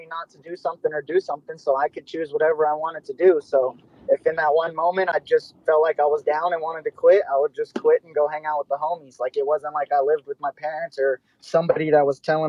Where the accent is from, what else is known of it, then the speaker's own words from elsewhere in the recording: Santa Clarita, California, United States; moved away; also born or lived in Texas; I grew up in a place called Santa Clarita